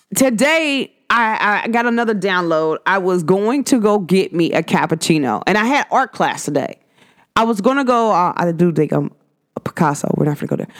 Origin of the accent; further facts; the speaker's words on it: United States; even as an American